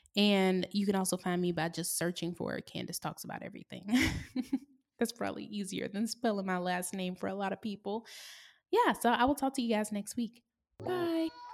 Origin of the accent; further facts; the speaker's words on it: the South, United States; also born or lived in San Diego / Oakland; now in Atlanta, United States; I grew up in the South